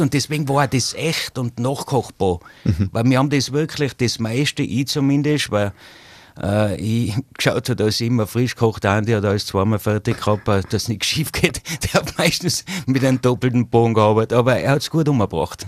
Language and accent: German; Zillertal, Tyrol, Austria; bei uns im Zillertal